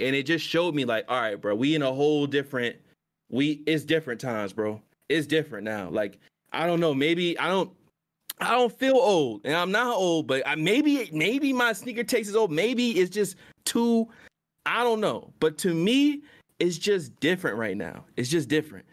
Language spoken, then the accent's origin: English; Virginia, United States; I'm from V